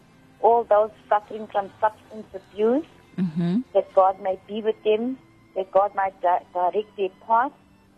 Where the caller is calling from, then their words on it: Pietermaritzburg, KwaZulu-Natal, South Africa; I'm calling from Pietermaritzburg.